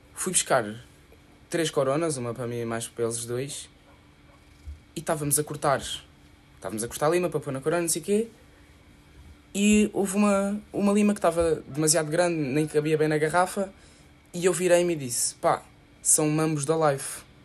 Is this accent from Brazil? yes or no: no; Lisbon, Portugal; moved away